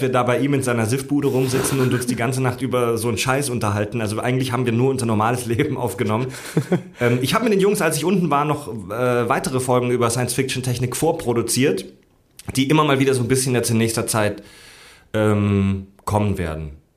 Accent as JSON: {"language": "German", "region": "Southern Germany", "country": "Germany", "tie": "born or raised there", "moved": "yes", "said": "zu Hause in meiner Heimat in Süddeutschland"}